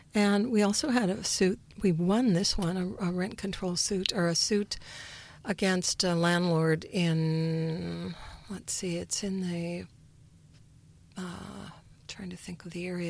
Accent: Montana, United States; moved away as an adult; now in Palo Alto, United States; I'm from Montana

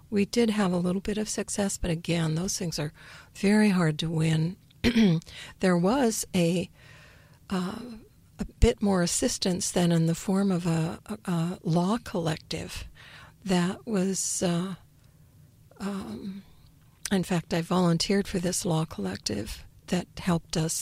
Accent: Montana, United States; moved away as an adult; now in Palo Alto, United States; I'm from Montana

